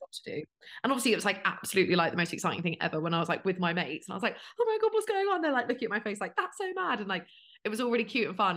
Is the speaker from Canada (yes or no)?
no; United Kingdom; now in London, United Kingdom